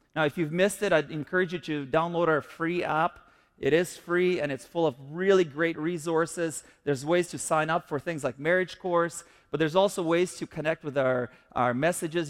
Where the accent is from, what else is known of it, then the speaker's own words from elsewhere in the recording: Kyiv, Ukraine; now in Canada; I grew up in the Soviet Union before I came to Canada